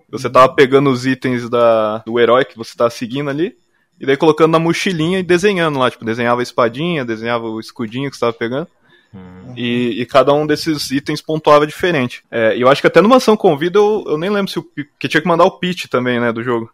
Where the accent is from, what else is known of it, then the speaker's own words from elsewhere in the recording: Cascavel, Paraná, Brazil; moved away as an adult; also born or lived in Curitiba; eu sou de Cascavel, do Paraná